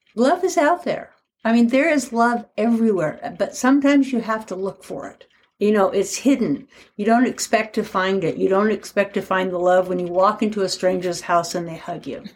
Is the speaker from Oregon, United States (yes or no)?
yes; Portland, Oregon, United States; I'm from Portland, Oregon